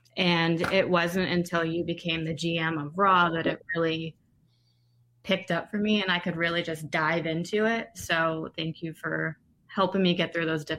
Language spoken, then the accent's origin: English; Fairfax, Virginia, United States; I'm from Virginia. {S2} What part of Virginia? {S6} Fairfax. I'm about 20 miles outside of D.C.